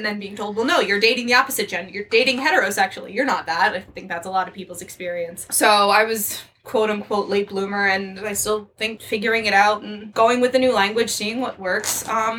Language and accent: English; New York, United States; I grew up in New York